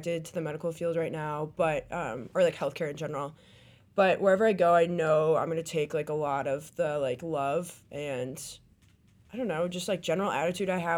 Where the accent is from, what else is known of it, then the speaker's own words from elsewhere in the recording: Wisconsin, United States; also born or lived in East Coast; I spent a couple years on the East Coast, but I'm from Wisconsin.